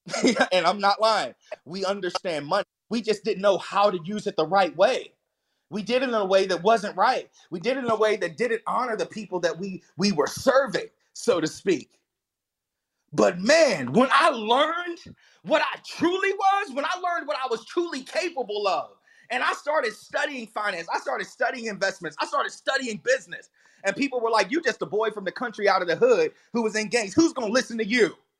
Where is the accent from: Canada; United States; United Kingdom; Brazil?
United States; the Bible Belt, Southern United States; And I grew up in the Bible Belt, but it was hellfire and brimstone. I was Southern Baptist all the way